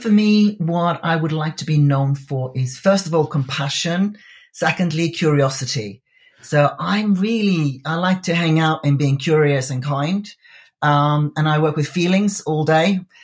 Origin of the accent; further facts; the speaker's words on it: Iceland; moved away; I come from Iceland originally. It's a very small country.